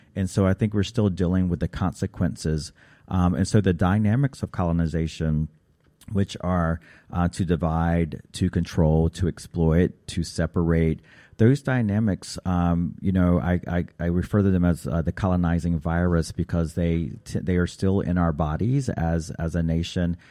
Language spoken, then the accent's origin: English; Raleigh, North Carolina, United States; my home in Raleigh, North Carolina